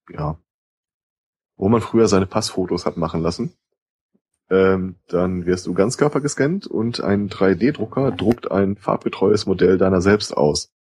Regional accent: United States; warum ich als Amerikaner die Polizei anrufen würde, ganz ehrlich, werden immer geringer.

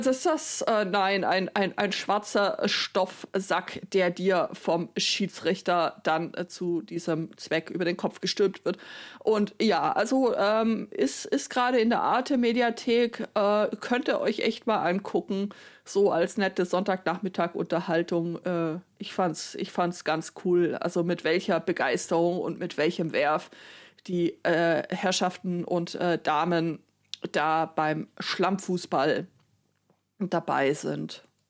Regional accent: Baden-Württemberg, Germany; now in Bavaria, Germany; dass ich jetzt irgendwie insgesamt länger in Bayern lebe als in Baden-Württemberg, mich aber trotzdem nur so mittel angesprochen fühl, äh, äh, wenn irgendjemand sagt, ja, ihr Bayern.

